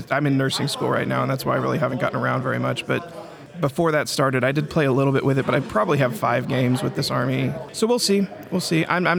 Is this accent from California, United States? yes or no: no; Abilene, Texas, United States; I'm from Abilene.